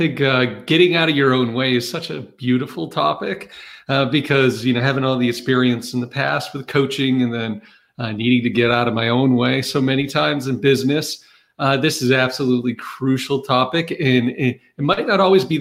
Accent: Maine, United States; moved away; also born or lived in Massachusetts / North Carolina; I grew up in Maine

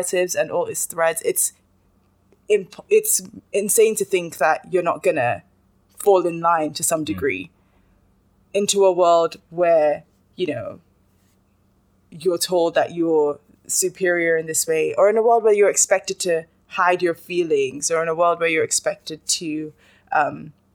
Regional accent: Nigeria; as a Nigerian woman

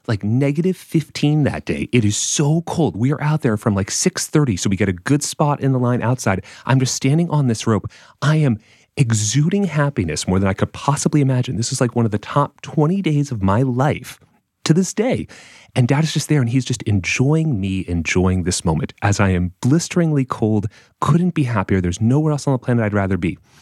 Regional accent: Massachusetts, United States; I'm from Massachusetts

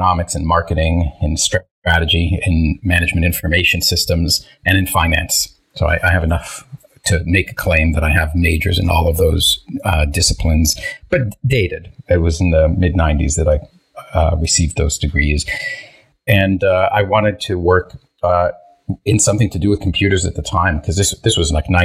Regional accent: Toronto, Ontario, Canada; first language Hebrew; English is a second language; also born or lived in Israel; I grew up in the Toronto area

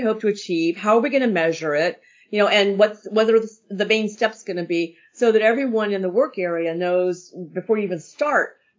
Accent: Pennsylvania, United States; moved away; I was raised in Pennsylvania.

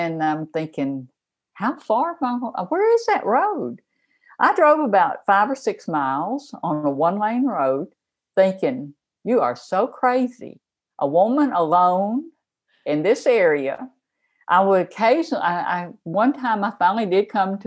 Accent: Memphis, Tennessee, United States; I grew up in Memphis

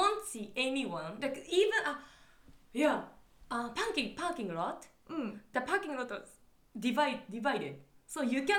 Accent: Nagoya, Aichi, Japan; So, I lived in Nagoya, right? I grew up in Nagoya.

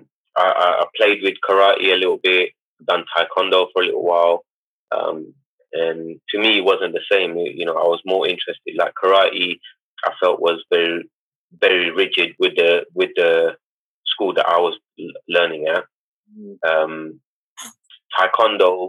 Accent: London, United Kingdom; I grew up in East London

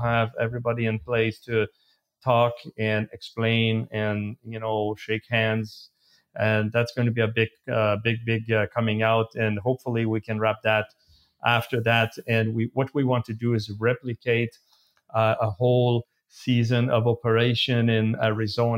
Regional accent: Canada; we're Canadians

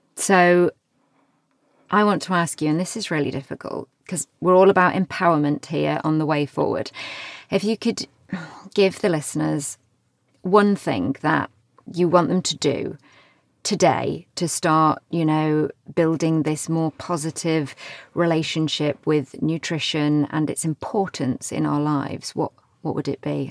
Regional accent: United Kingdom; I'm very British

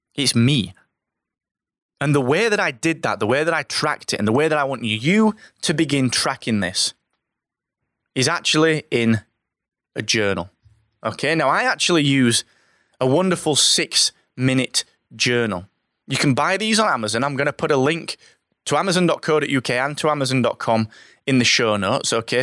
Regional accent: Barnsley, Yorkshire and the Humber, United Kingdom; I'm from Barnsley

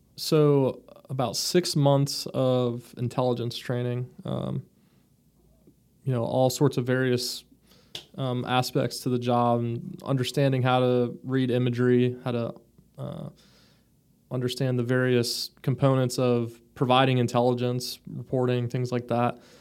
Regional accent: Florida, United States; also born or lived in Michigan; I grew up in Florida. I was born in Michigan

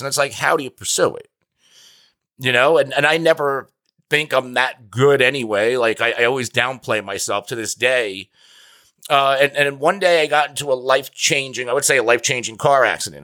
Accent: New Jersey, United States; I'm from New Jersey.

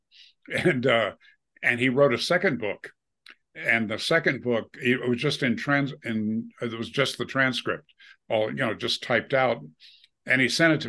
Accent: Wisconsin, United States; now in Colorado, United States; I grew up in Wisconsin, the dairy state.

